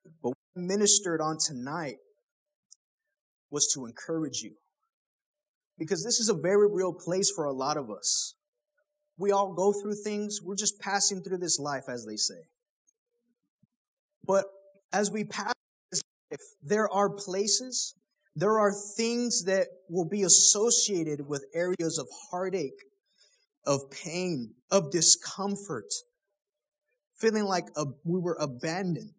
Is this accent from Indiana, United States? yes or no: no; Killeen, Texas, United States; moved away; I'm from Killeen